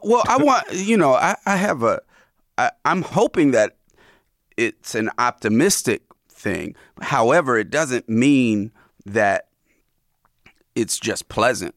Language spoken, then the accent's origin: English; Oakland, California, United States; I live in Oakland. I grew up in Oakland, and I've had all these lives in Oakland